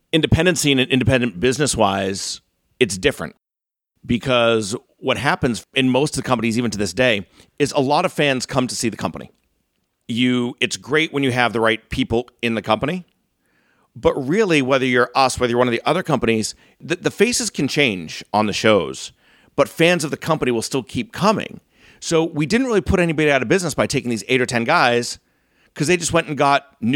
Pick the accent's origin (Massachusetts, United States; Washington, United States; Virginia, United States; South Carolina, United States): Massachusetts, United States; North Reading; also born or lived in upstate New York; I grew up in North Reading.